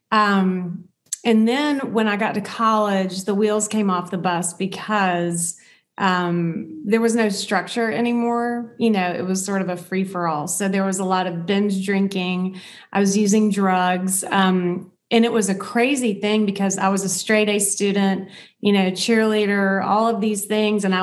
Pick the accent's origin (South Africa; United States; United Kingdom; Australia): United States; the South; growing up in the South, in the United States in the South